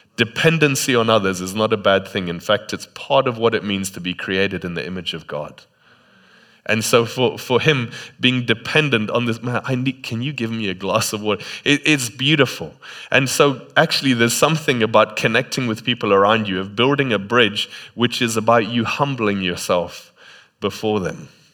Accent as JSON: {"language": "English", "country": "Botswana", "moved": "yes", "said": "in Botswana, sometimes in the middle of the day, you just don't go outside"}